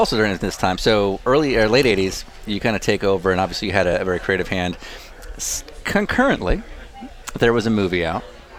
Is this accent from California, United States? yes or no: yes; San Francisco or L.A., California, United States; somebody like me growing up in San Francisco or L.A.